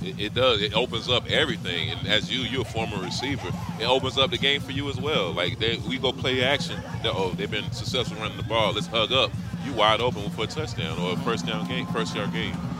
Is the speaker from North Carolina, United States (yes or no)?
yes; North Carolina, United States; I'm from North Carolina